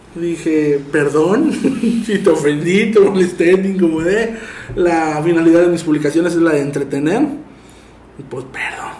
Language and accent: Spanish; Tampico, Tamaulipas, Mexico; yo soy de Tampico